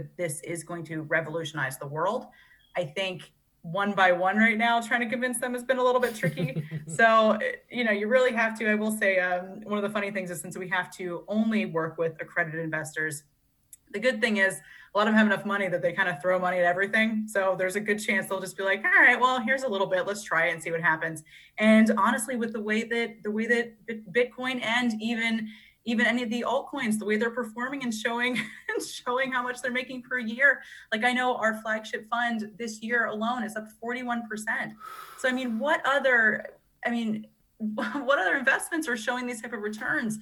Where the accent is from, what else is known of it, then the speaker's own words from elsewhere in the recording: Pennsylvania, United States; very kind of middle America, growing up in Pennsylvania